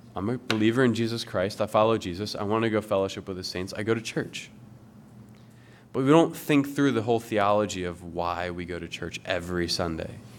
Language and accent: English; Willow Grove, Pennsylvania, United States; moved away; I'm from Willow Grove